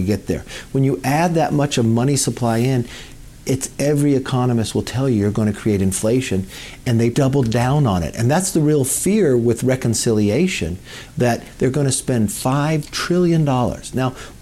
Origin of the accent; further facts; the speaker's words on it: California, United States; I'm from California